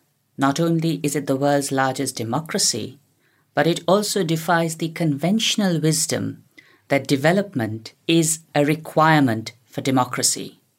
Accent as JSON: {"language": "English", "region": "Delhi", "country": "India", "tie": "born or raised there", "also_born_or_lived": "Oxford", "moved": "as an adult", "lives_now": "York, United Kingdom", "said": "I was born and brought up in Delhi and worked several years with the development sector in different parts of India before coming to the UK to do my PhD at Oxford."}